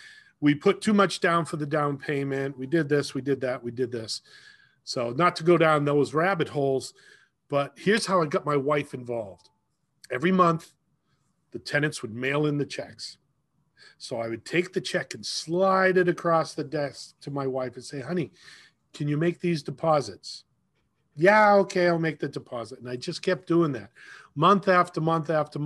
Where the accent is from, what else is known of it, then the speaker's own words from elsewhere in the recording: Leominster, Massachusetts, United States; I grew up in Leominster. I lived there all my life